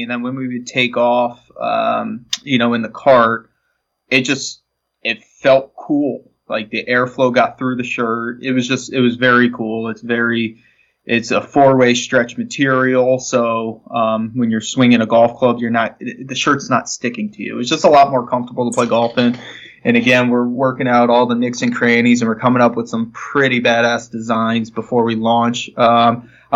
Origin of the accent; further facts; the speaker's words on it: Florida, United States; I'm from Florida